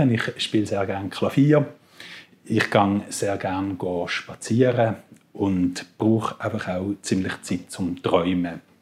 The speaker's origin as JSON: {"language": "German", "region": "Basel area", "country": "Switzerland", "tie": "born or raised there", "said": "Ich komme aus der Gegend von Basel. Dort bin ich aufgewachsen, Dort habe ich äh, meine obligatorische Schulzeit auch verbracht"}